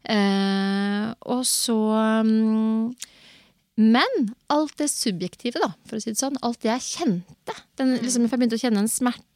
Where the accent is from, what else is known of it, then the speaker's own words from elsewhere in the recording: Moss, Østfold, Norway; jeg er fra Moss